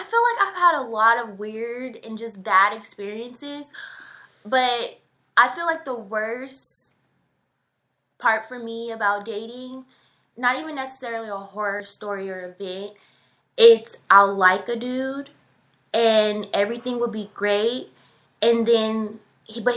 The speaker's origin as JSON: {"language": "English", "town": "Denver", "region": "Colorado", "country": "United States", "said": "I'm from Denver, Colorado"}